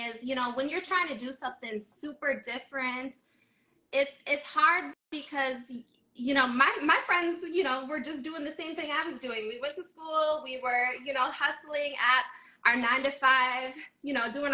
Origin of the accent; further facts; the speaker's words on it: Minnesota, United States; originally, I'm from Minnesota